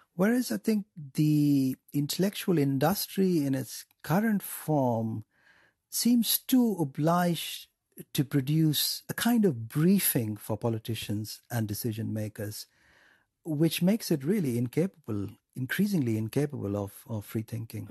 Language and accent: English; India; growing up in India